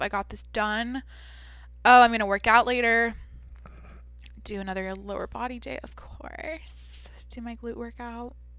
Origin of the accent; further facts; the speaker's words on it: Washington, United States; now in California, United States; I'm from Washington, like I said, I grew up in the Pacific Northwest